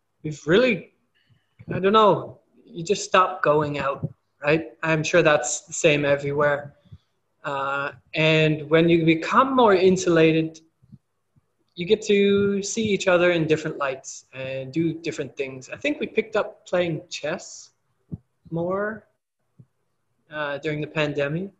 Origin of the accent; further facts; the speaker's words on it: Canada; moved away as an adult; I have problems in my hometown with things like that in Canada